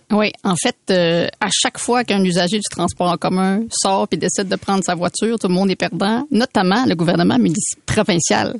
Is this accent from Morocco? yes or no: no; Quebec City, Quebec, Canada; moved away as an adult; now in Montreal, Canada; je viens de Québec, hein, j'ai habité quand même 24 ans à Québec